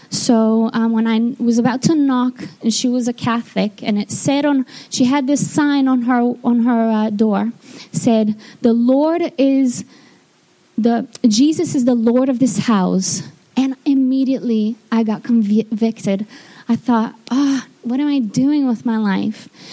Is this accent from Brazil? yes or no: yes; Rio de Janeiro, Brazil; moved away; I'm from Brazil, and I was born in Rio de Janeiro. Um, my town is just across from the bay